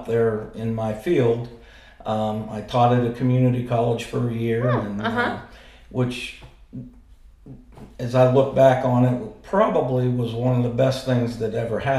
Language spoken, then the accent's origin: English; Latrobe, Pennsylvania, United States; moved away as an adult; also born or lived in Durham, North Carolina; now in South Boston, Virginia, United States; I grew up in Latrobe, Pennsylvania, outside of Pittsburgh, PA.